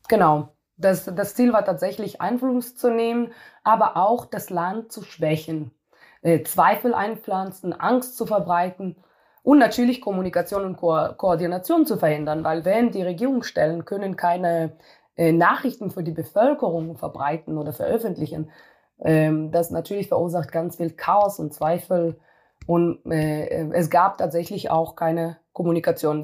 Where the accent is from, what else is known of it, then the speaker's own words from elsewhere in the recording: Israel; moved away as an adult; now in Germany; ich komme aus Israel und äh, in Israel äh, muss jeder Militärdienst machen